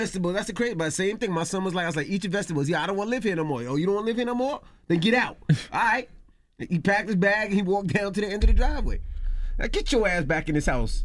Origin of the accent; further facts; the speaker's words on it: New York City, New York, United States; my closest relative was my grandmother growing up. I'm from Queens